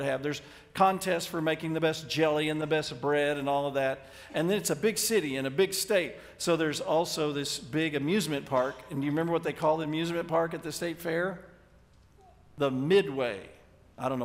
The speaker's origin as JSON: {"language": "English", "town": "Dallas", "region": "Texas", "country": "United States", "tie": "born or raised there", "said": "I grew up in the Dallas area"}